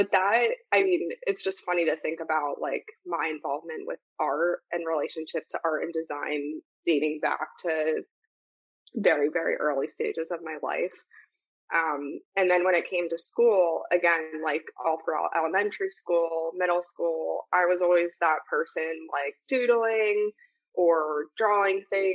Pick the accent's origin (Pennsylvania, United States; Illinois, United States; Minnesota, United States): Pennsylvania, United States; Warminster; I grew up in Warminster, Pennsylvania, actually in a small borough called Ivyland, so Council Rock School District in Bucks County, Pennsylvania